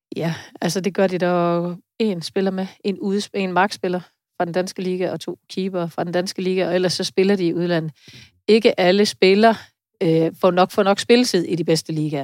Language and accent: Danish; Denmark; also born or lived in Vejle; vi måske som danskere